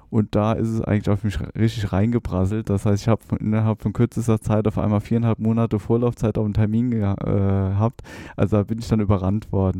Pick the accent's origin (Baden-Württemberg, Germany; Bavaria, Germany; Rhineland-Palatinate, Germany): Rhineland-Palatinate, Germany; near Trier; moved away as an adult; also born or lived in Saarbrücken; now in Rhein-Main area, Germany; ich komme aus der Nähe von Trier, bin dann nach Saarbrücken gegangen